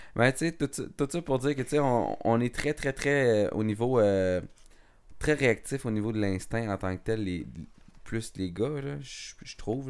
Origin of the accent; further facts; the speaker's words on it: Montebello, Quebec, Canada; je, suis, natif, dans le fond, de l'Outaouais, dans le fond, pour les gens qui ne savent pas, je viens de, de Montebello